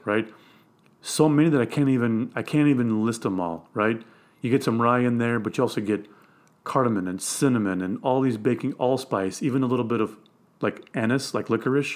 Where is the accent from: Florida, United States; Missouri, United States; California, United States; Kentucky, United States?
Missouri, United States; I'm from Missouri.